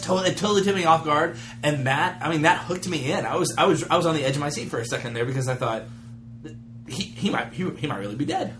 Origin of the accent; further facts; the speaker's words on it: United States; as an American